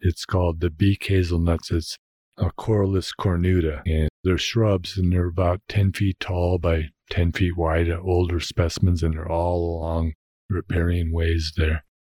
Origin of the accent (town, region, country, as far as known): Fort Collins, Colorado, United States; born or raised there